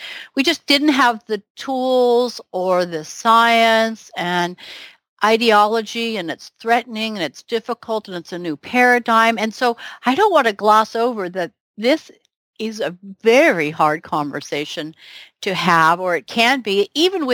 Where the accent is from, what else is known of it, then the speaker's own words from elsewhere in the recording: the South, United States; I was raised Methodist Baptist in the South.